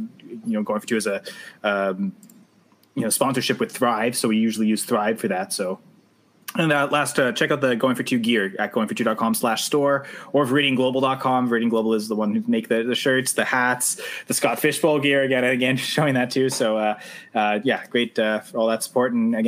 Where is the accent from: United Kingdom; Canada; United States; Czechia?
Canada; I'm Canadian, right?